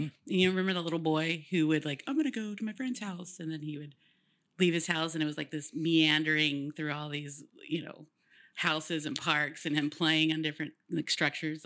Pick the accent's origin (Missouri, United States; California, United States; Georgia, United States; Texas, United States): California, United States; Woodland; I'm from Wood, Woodland